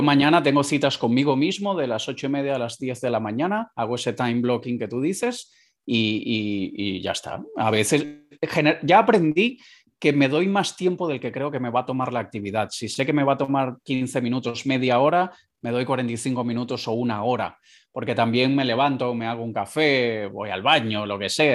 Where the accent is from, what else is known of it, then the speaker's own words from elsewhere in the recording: Caracas, Capital District, Venezuela; moved away; yo nací en Caracas, Venezuela, en la segunda ciudad más peligrosa del mundo